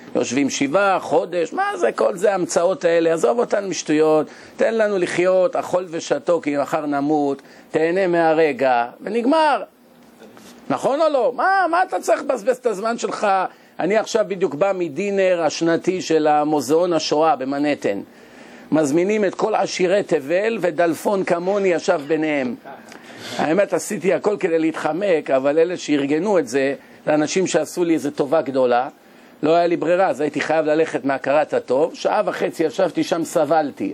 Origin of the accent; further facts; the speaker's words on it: Israel; אנחנו ישראלים